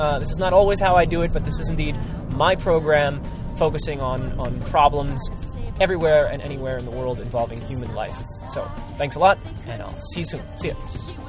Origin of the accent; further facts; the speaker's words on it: Newark, New Jersey, United States; how it was so fun to go through my neighborhood, or at least the neighborhood I grew up in the Ironbound, and to see that these people from Newark didn't know my neighborhood